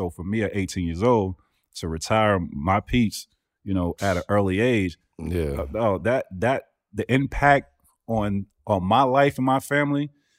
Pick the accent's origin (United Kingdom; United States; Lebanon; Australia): United States; Florida; I grew up in Florida, Tampa, Orlando. I'm dead center. Yeah. And in my county, I grew up in the biggest county in Florida.